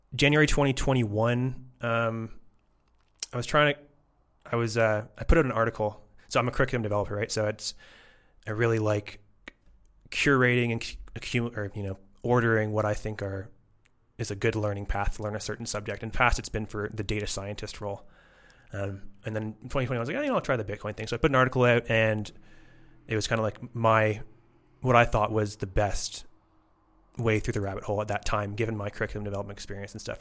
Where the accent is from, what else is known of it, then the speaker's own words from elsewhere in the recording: Toronto, Ontario, Canada; moved away as an adult; now in Querétaro, Mexico; I grew up in Toronto, Canadian